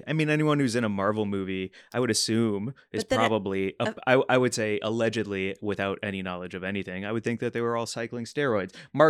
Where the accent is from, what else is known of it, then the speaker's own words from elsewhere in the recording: Canada; So I'm a Canadian.